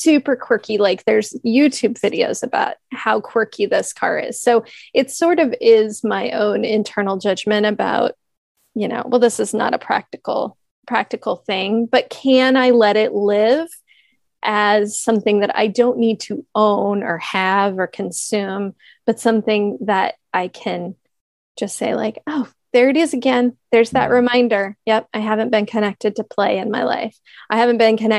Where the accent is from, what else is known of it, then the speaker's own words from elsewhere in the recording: Kansas City, United States; I grew up in Kansas City area